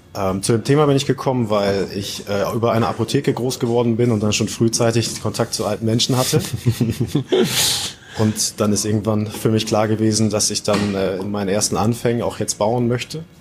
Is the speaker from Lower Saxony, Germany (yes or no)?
yes; Oldenburg, Lower Saxony, Germany; komme aus dem Norden Deutschlands und zwar aus Oldenburg